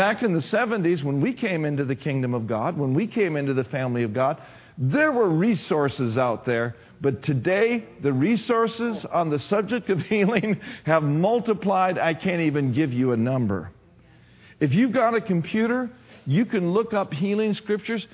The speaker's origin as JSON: {"language": "English", "town": "Minneapolis", "region": "Minnesota", "country": "United States", "tie": "born or raised there", "said": "I grew up in Minneapolis, Twin City area"}